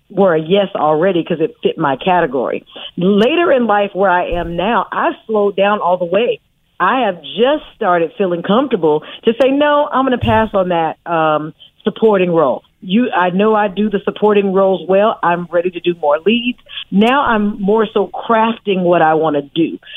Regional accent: Oakland, California, United States; I'm from Oakland, California. {S3} Mm-hmm. I'm a {S6} native of Oakland

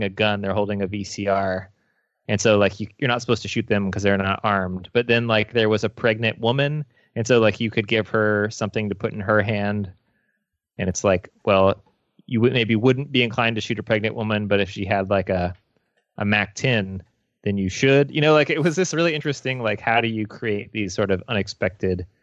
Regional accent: Midwest, United States; We're from the Midwest

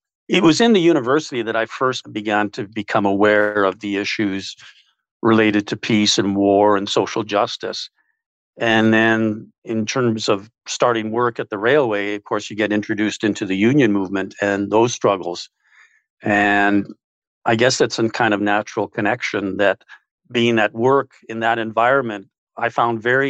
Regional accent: Winnipeg, Manitoba, Canada; born and raised in West Kildonan

